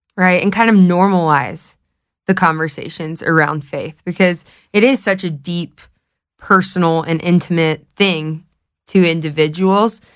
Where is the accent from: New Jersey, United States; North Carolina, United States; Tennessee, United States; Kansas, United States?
Tennessee, United States; Knoxville; moved away as an adult; now in Colorado, United States; I'm from Knoxville, Tennessee, but, um, I moved out here in twenty twenty